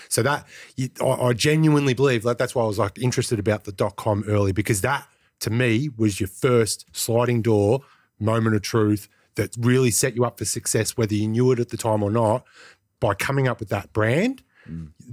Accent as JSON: {"language": "English", "town": "Greensborough", "region": "Victoria", "country": "Australia", "tie": "born or raised there", "said": "I grew up in Greensboro as well"}